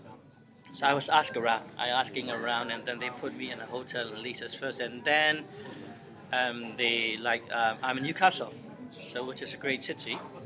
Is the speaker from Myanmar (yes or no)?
yes; Myanmar; moved away as an adult; also born or lived in Sheffield; now in United Kingdom; I'm from Burma